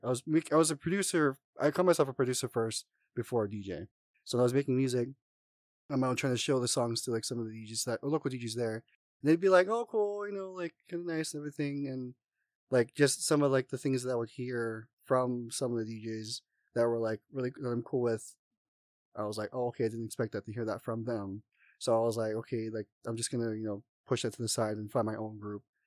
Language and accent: English; Oahu, Hawaii, United States; moved away as an adult; now in Las Vegas, United States; I'm originally actually from Oahu, Hawaii, um, I've, was born and raised